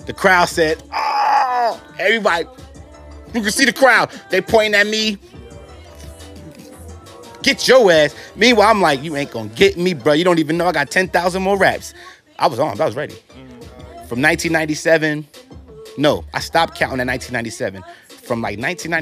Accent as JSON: {"language": "English", "region": "New York", "country": "United States", "tie": "born or raised there", "also_born_or_lived": "Atlanta, Georgia", "moved": "yes", "said": "I was raised in New York, then we left and went down south"}